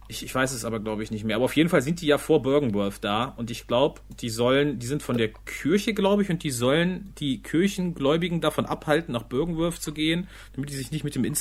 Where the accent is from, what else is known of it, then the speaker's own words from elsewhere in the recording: Salzgitter, Lower Saxony, Germany; Ich, ich komme aus Salzgitter